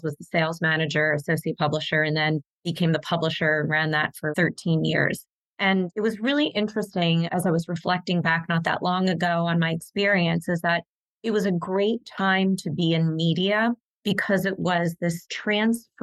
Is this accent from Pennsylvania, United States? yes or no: yes; Philadelphia, Pennsylvania, United States; my hometown of Philadelphia